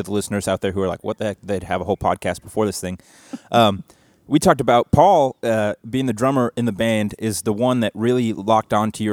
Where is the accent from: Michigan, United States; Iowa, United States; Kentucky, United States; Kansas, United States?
Kentucky, United States; Louisville; … and I are from Louisville, Kentucky